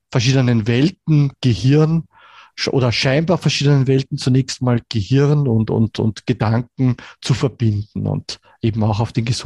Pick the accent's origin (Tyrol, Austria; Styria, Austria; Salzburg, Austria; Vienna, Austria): Vienna, Austria; born there; bin gebürtiger Wiener, lebe auch in Wien